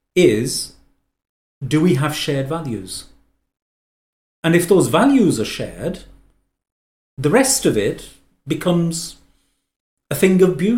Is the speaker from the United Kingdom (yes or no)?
yes; England, United Kingdom; I speak as somebody who's born and brought up in England, as to immigrant parents, and has had a very positive experience.